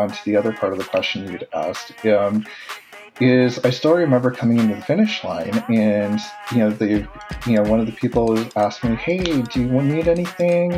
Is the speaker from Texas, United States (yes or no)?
no; South Dakota, United States; now in Ohio, United States; I'm originally from South Dakota